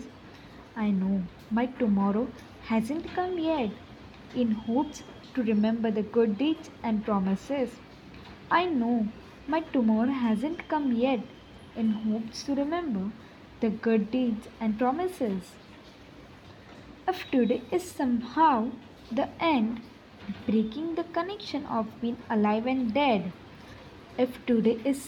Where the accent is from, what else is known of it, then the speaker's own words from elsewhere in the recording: Mumbai, Maharashtra, India; I am from Mumbai.